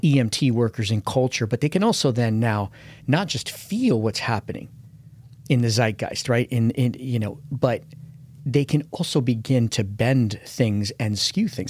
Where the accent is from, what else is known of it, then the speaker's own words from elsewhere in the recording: United States; as an American